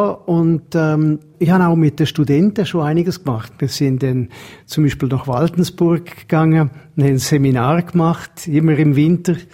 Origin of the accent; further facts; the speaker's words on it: England, United Kingdom; Ich bin in England aufgewachsen und habe einfach ein bisschen vom Dialekt beibehalten.